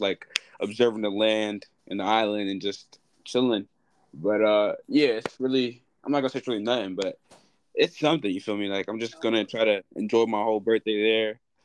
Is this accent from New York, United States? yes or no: yes; New York City, New York, United States